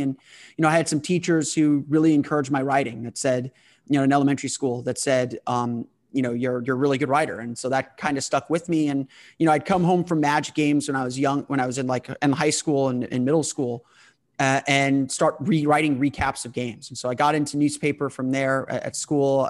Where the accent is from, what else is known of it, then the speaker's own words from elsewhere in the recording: United States; being an American